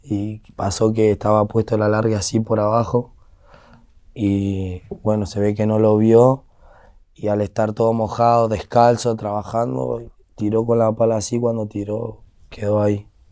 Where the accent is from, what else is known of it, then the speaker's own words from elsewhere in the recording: Buenos Aires, Argentina; now in Derqui, Argentina; toda mi infancia sí fue en San Telmo